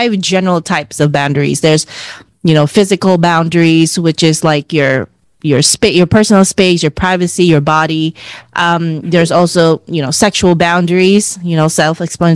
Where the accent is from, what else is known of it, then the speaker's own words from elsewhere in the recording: Philippines; as Filipino women